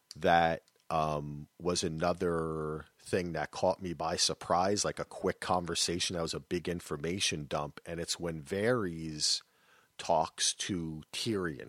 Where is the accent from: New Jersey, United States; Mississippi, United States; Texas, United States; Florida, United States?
New Jersey, United States; I'm from New Jersey